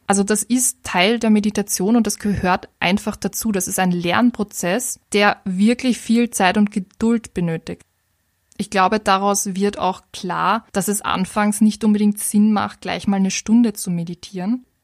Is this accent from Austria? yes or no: yes; Vienna, Austria; vor allem als Wienerin kenne ich das, dass es manchmal ein bisschen netter ist, auf seine Gedanken zu achten, anstatt sich den grantigen Leuten in der U-Bahn widmen zu müssen.